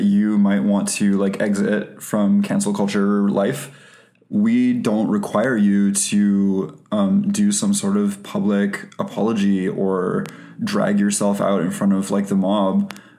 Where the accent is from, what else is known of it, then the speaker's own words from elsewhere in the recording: Canada; Two L's in cancelled because we're Canadian.